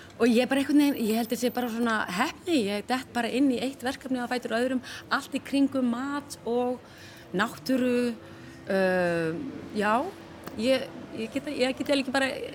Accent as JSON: {"language": "Icelandic", "country": "Iceland", "said": "við erum Íslandingar"}